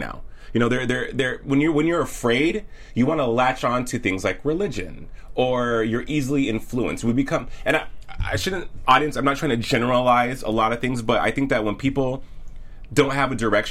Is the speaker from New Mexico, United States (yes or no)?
yes; New Mexico, United States; moved away as an adult; now in Los Angeles, United States; me growing up in rural New Mexico